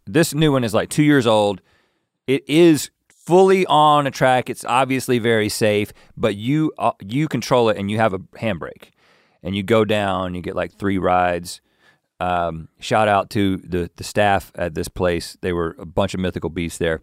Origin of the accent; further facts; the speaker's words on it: North Carolina, United States; moved away as an adult; now in Los Angeles, United States; We grew up in North Carolina, and now we live in California.